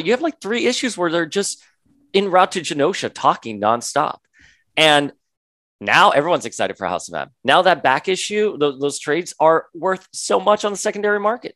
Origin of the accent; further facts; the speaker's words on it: Florida, United States; I grew up in Florida